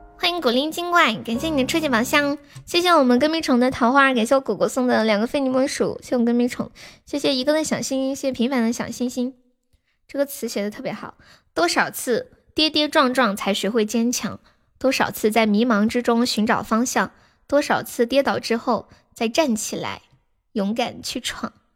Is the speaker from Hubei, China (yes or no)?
no; Sichuan, China; accent: Sichuanese; 我们四川话说洗头，就是洗脑壳，头疼，就是脑壳痛